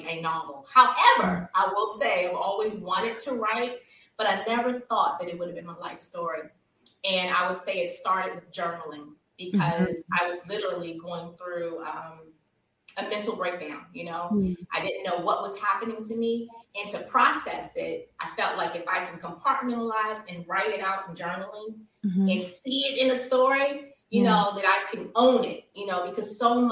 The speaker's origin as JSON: {"language": "English", "region": "East Coast", "country": "United States", "tie": "born or raised there", "moved": "as an adult", "lives_now": "California, United States", "said": "I'm an East Coast girl, born and raised on the East Coast"}